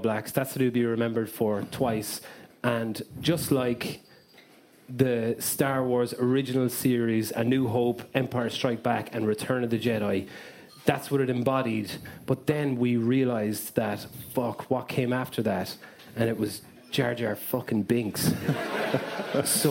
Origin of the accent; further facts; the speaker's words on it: Limerick, Munster, Ireland; I'm from Limerick